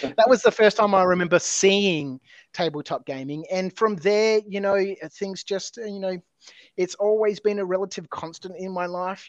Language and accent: English; Adelaide, South Australia, Australia; I grew up in Adelaide.